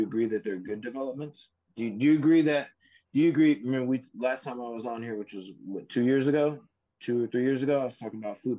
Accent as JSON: {"language": "English", "country": "United States", "said": "I, as an American"}